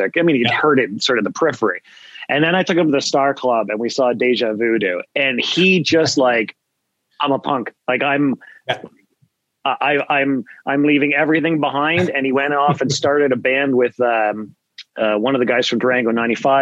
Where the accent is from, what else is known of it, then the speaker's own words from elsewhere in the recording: Whitby, Ontario, Canada; I grew up in Whitby